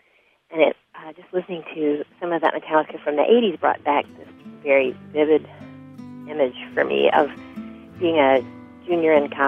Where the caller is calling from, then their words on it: Minneapolis, Minnesota, United States; I'm calling from Minneapolis, Minnesota.